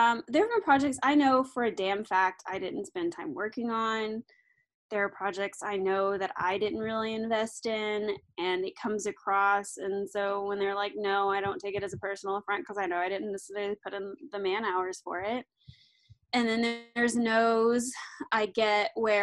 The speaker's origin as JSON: {"language": "English", "region": "Arkansas", "country": "United States", "moved": "yes", "said": "I am from Arkansas"}